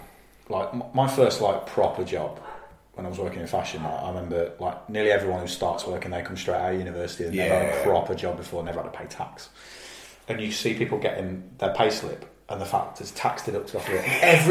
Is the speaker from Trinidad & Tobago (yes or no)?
no; England, United Kingdom; Because I'm from the Midlands as well.